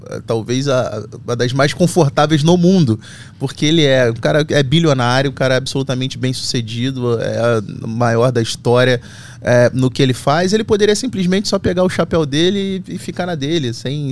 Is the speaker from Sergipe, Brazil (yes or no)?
no; Rio de Janeiro, Brazil; vim de Bento Ribeiro subúrbio do Rio de Janeiro.